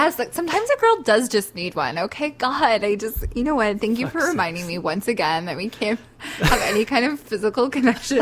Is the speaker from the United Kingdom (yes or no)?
no; Canada; I'm Canadian.